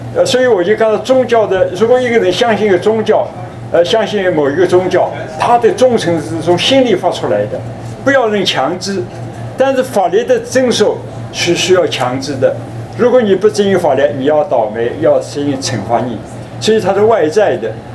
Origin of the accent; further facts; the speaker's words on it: China; 我们中国人讲诚信